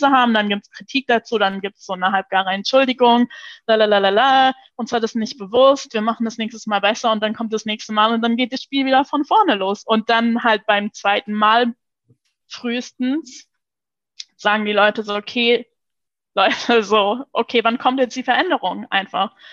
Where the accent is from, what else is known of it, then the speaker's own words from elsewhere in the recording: Luxembourg; first language Luxembourgish; German is a second language; Ich äh, bin ja in Luxemburg geboren und aufgewachsen auch. Und, äh, und in Luxemburg äh, wächst man halt multilingual auf.